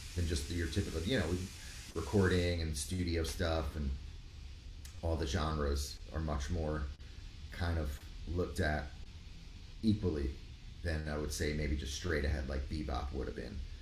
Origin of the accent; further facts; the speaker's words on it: Rockland County, New York, United States; moved away as an adult; also born or lived in Miami; in suburbs of the city in Rockland, Rockland. Okay. County